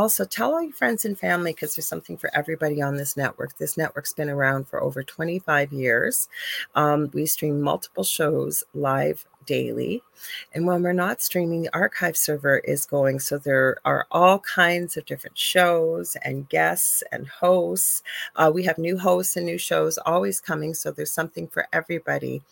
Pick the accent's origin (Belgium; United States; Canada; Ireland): Canada; I'm a Canadian clairvoyant